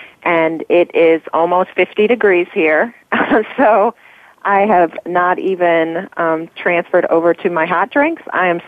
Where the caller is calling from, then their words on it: Chicago, Illinois, United States; I'm calling from Chicago